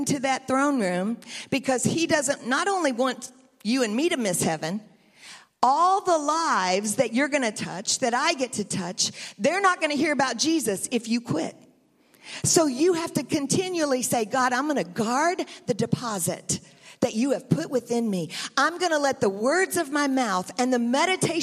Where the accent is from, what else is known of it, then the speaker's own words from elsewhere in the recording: United States; also born or lived in Tennessee; now in Bakersfield, United States; I'm from Texas and Tennessee